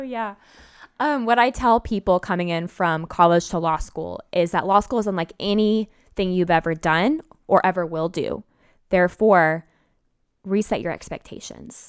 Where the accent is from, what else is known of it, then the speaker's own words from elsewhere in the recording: Memphis, Tennessee, United States; moved away; I'm from Memphis